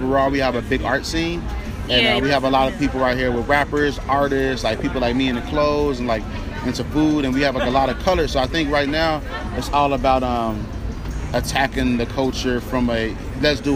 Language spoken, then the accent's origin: English; Chicago, Illinois, United States; I'm from Chicago